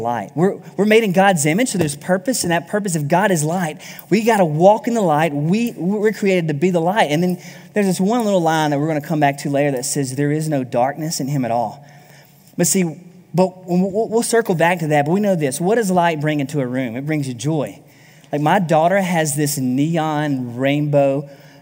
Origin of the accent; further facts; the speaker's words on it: South Alabama, United States; I grew up in South Alabama